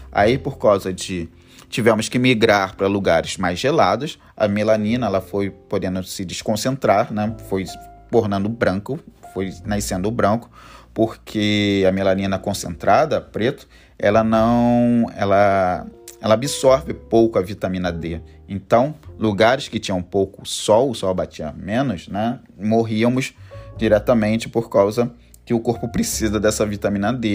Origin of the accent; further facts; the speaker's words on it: Rio de Janeiro, Brazil; eu sou carioca, sou do Rio de Janeiro